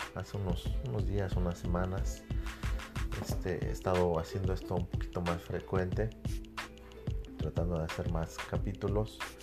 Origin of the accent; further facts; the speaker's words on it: Mexico; como buen patriota, como buen mexicano